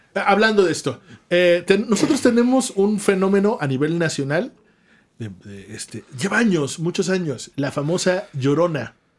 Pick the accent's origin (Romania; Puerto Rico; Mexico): Mexico; Oaxaca; somos de Oaxaca